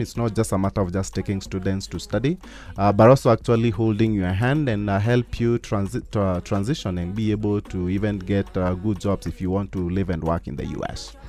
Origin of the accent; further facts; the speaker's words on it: Meru County, Kenya; moved away as an adult; now in United States; I grew up in Meru County